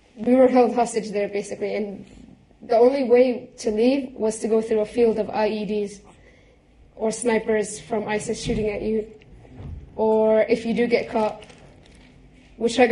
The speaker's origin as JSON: {"language": "English", "country": "United States", "moved": "as an adult", "said": "I am an American citizen, and I know I have the right to come back. I have no other citizenship anywhere, even my own home country. I've never been there, never stepped foot out of America"}